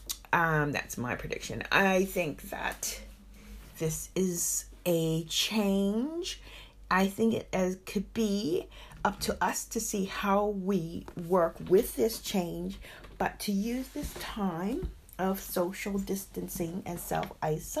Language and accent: English; United States; moved away as an adult; also born or lived in Berlin, Germany; now in United Kingdom; I left my home country, America, 36 years ago to travel to Germany.